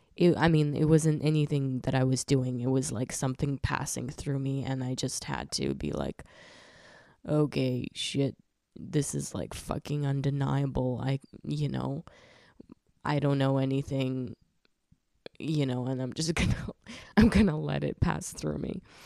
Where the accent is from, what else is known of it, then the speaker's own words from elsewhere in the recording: Krasnodar Krai, Russia; moved away; I was born in the region called Krasnodar in Russia